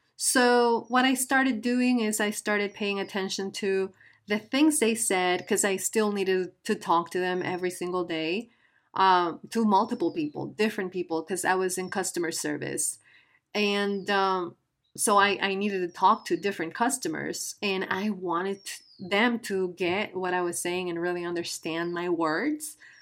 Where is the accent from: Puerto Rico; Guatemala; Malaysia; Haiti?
Guatemala; first language Spanish; English is a second language; I am from Guatemala, a beautiful country in Central America. And uh, my native language is Spanish.